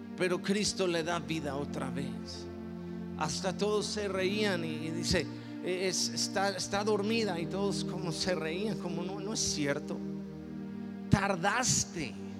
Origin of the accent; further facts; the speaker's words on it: Mexico; yo soy mexicano